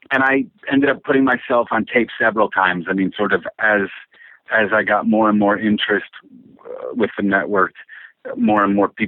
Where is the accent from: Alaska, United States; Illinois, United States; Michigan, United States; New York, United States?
Michigan, United States; Woodhaven; moved away as an adult; also born or lived in Washington State; I grew up in Michigan. Uh, I'm originally from Woodhaven, Michigan, yeah, which is sort of the known as the Downriver